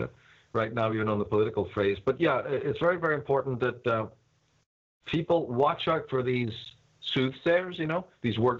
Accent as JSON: {"language": "English", "town": "Belfast", "region": "Northern Ireland", "country": "United Kingdom", "said": "I'm from Belfast"}